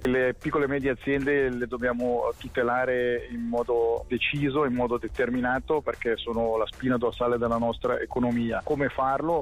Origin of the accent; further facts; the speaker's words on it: Ticino, Switzerland; da ticinese posso sicuramente portare la sensibilità del nostro cantone